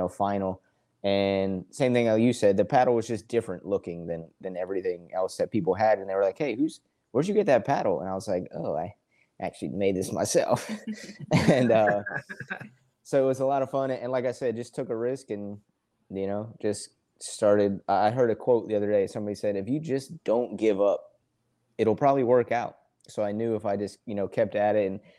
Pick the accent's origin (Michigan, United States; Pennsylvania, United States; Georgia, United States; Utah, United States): Pennsylvania, United States; Philadelphia; now in Charleston, United States; I'm from Philly originally. I live in Charleston, South Carolina now.